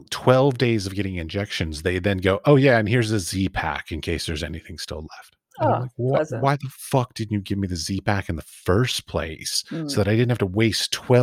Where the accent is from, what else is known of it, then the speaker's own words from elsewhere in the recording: Washington, District of Columbia, United States; also born or lived in Iowa; I was raised in Washington, D.C., so I didn't flee. I fled to small town is what I did.